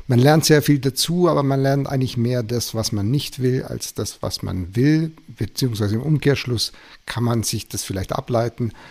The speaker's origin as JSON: {"language": "German", "region": "Baden-Württemberg", "country": "Germany", "tie": "born or raised there", "said": "ich bin im Schwarzwald aufgewachsen, bin da zur Schule gegangen"}